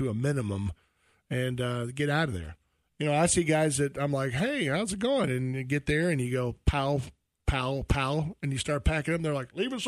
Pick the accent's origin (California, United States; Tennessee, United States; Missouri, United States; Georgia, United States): Georgia, United States; South; I'm from South Georgia